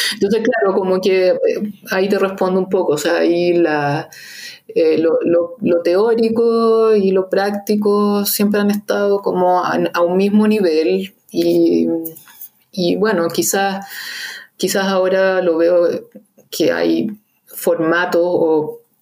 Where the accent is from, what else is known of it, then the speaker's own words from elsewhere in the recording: Santiago, Santiago Metropolitan Region, Chile; los que somos santiaguinos